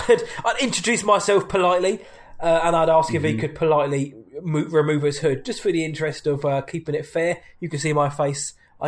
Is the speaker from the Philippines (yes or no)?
no; England, United Kingdom; I'm English, so I'm going to go to the pub.